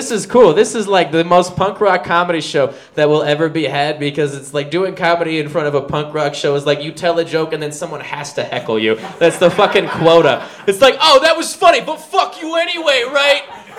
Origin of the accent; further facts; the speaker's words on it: Minnesota, United States; My joke, because I'm from Minnesota when I get wasted.